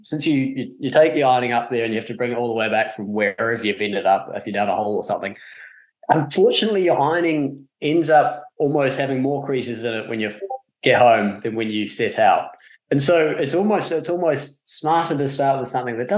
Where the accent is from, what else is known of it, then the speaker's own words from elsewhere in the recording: New Zealand; I come from New Zealand